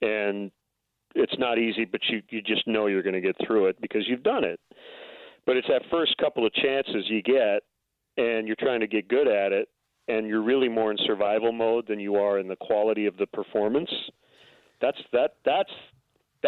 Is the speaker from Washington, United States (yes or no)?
no; near Lansing, Michigan, United States; moved away; also born or lived in Milwaukee, Wisconsin; moved to Lansing, which is not far from my hometown